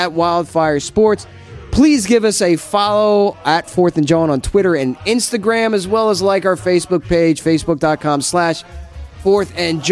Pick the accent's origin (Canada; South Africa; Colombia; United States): United States; New Jersey; accent: New Jersey; also born or lived in Philadelphia; I born and raised in New Jersey